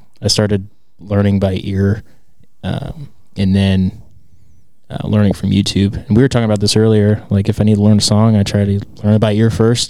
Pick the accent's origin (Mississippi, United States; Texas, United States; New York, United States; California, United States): Texas, United States; born or raised there; also born or lived in Lexington, Kentucky / Indiana; now in Denton, United States